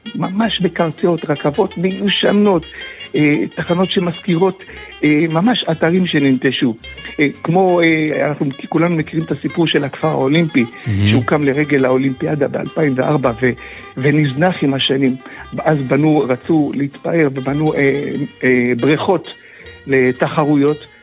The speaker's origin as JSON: {"language": "Hebrew", "country": "Israel", "moved": "yes", "lives_now": "Greece", "said": "כישראלי ובכלל כיהודים שחיים ביוון"}